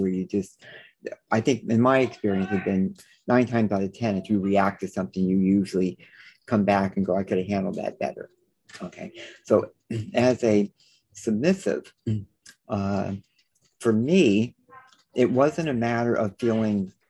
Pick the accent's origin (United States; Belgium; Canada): United States; New Orleans, Louisiana; now in Los Angeles, United States; I was born down in New Orleans. So I was, you know, was raised with manners and things like that.